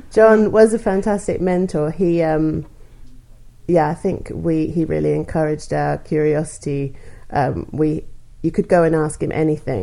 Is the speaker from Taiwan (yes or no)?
no; Australia; moved away as an adult; I'm from Australia. And I did a master's with some research in pure maths in Australia